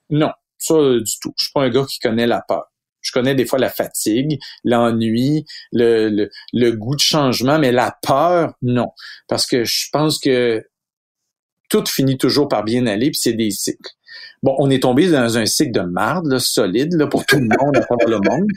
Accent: Quebec, Canada; ici, chez nous, au Québec, puis au Canada

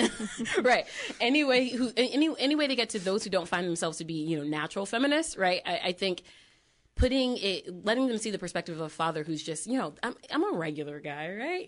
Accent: Connecticut, United States; we're from Connecticut

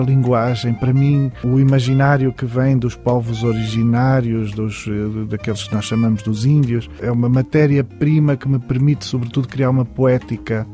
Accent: Portugal; não posso destituir-me de ser um escritor português

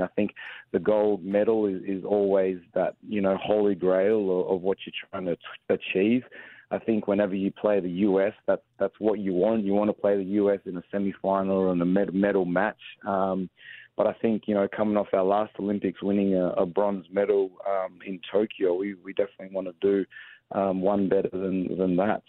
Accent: Australia; moved away as an adult; also born or lived in San Antonio, United States; now in Atlanta, United States; I came across from Australia, obviously being born and raised in Australia, came across to St Mary's College

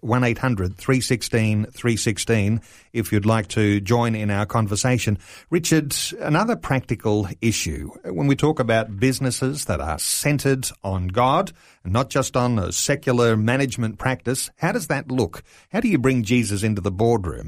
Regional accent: Australia; our culture here in Australia

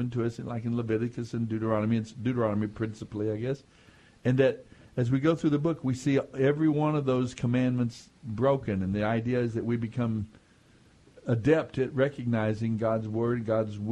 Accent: United States; as a Native American, different cultural, different beliefs, and as an American, a general kind of middle class and normal kind of American culture

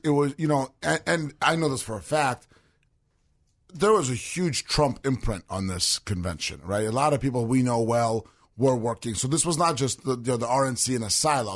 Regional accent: Russia; moved away; it's Russian, right? 'Cause, yeah, we're from Russia.

